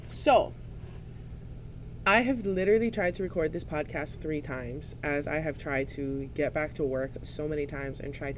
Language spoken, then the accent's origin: English; Hawaii, United States; as a Hawaiian, as a mother, as a business owner, as a cultural practitioner